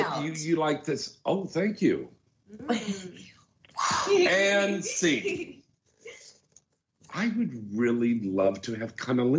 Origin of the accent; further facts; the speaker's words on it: Minnesota, United States; Oh, I'm from Minnesota.